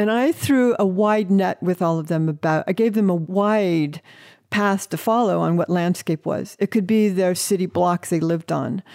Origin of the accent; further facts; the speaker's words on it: Northeast Ohio, United States; I grew up in the Forest of Ohio.